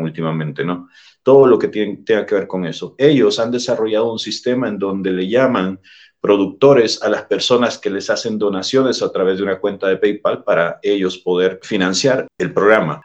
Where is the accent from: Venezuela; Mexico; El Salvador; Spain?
El Salvador; En el país de donde yo soy originario, El Salvador